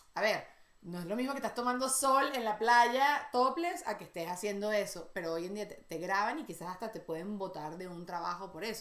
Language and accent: Spanish; Venezuela; moved away as an adult; also born or lived in United States; siempre soy de la Venezuela o, no sé, la venezolana.